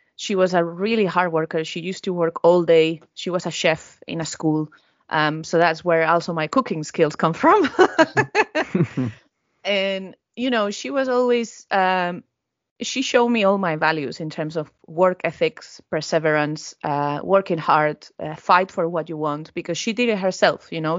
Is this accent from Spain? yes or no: yes; Valencia, Valencian Community, Spain; moved away as an adult; now in Norwich, United Kingdom; my hometown is Valencia